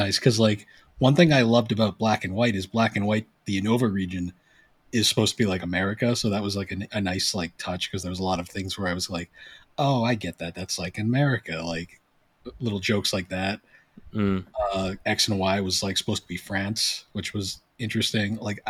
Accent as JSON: {"language": "English", "country": "United States", "said": "I, as an American"}